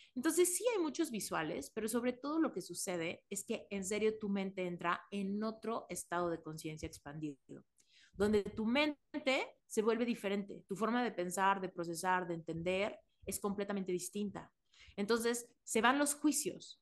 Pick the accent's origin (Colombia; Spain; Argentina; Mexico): Mexico; moved away; soy mexicana y en México me siento muy segura